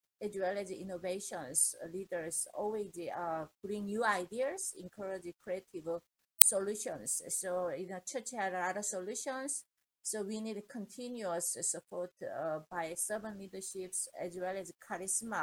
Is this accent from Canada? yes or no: no; Andong, North Gyeongsang, South Korea; English is a second language; moved away as an adult; now in United States; we came from Korea to America